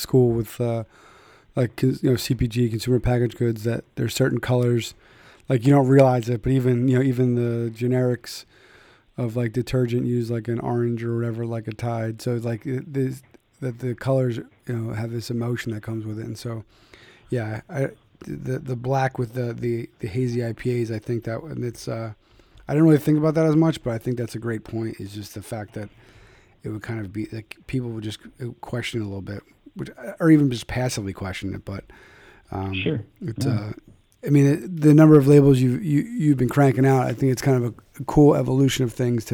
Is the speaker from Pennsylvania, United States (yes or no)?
yes; Philadelphia, Pennsylvania, United States; I'm from Philly